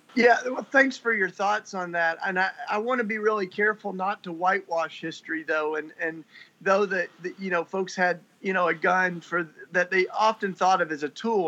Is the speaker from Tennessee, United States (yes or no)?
yes; Tennessee, United States; now in Philadelphia, United States; I grew up in Tennessee.